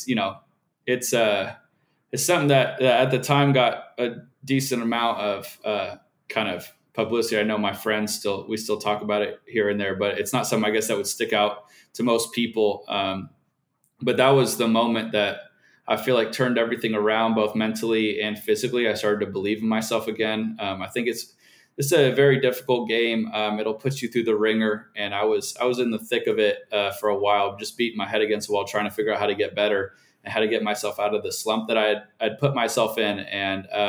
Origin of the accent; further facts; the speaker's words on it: Scottsdale, Arizona, United States; my hometown in Scottsdale, Arizona